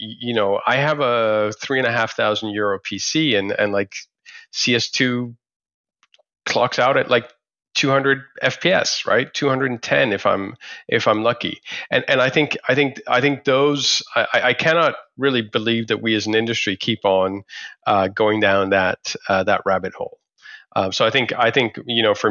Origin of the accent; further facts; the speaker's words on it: Delhi, India; I was actually born in India as well. I was born in Delhi